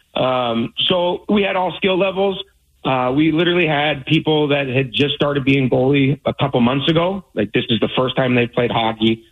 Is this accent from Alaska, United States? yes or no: yes; Alaska, United States; now in Seattle area, United States; I grew up in Alaska, so driving an hour to a hockey rink is just not that big of a deal to me